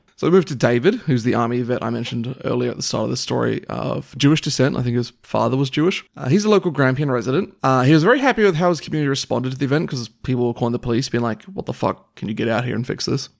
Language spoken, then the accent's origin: English; Papua New Guinea; moved away; when I was growing up in New Guinea